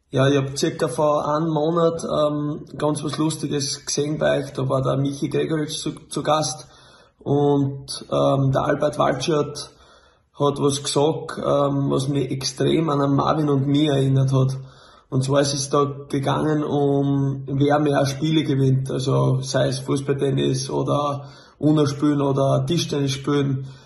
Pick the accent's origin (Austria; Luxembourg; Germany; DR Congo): Luxembourg; Ja, ich bin in Luxemburg äh, groß geworden.